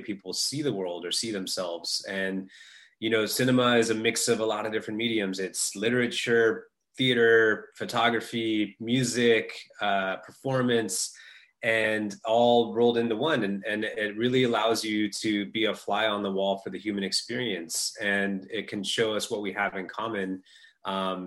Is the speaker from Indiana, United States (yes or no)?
no; Northern California, United States; I grew up in Northern California